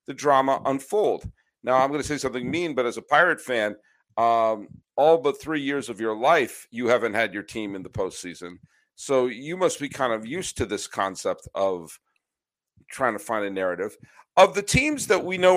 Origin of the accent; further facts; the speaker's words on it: New England, United States; I grew up in New England as a big Red Sox fan